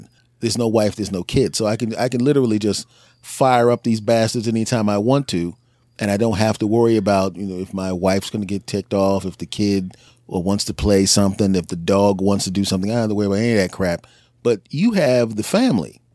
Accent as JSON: {"language": "English", "town": "Philadelphia", "region": "Pennsylvania", "country": "United States", "tie": "born or raised there", "moved": "yes", "lives_now": "New Jersey, United States", "said": "a person who was born and raised in Philadelphia"}